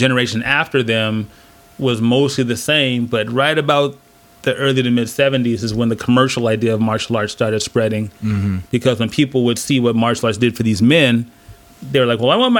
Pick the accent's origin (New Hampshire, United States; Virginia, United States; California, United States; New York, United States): California, United States; San Diego; Oh man, I was lucky because even though I started in the late 70s